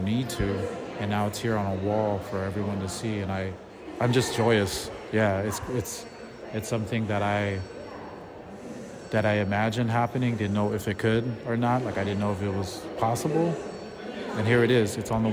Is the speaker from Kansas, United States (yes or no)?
no; Pasadena, California, United States; also born or lived in Montebello; I grew up in the 90s in Pasadena, Montebello, San Gabriel Valley areas